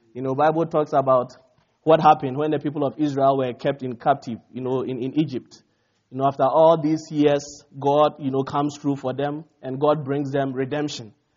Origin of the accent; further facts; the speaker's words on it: Ghana; now in United States; I come from Ghana, West Africa, and we are like 66 years old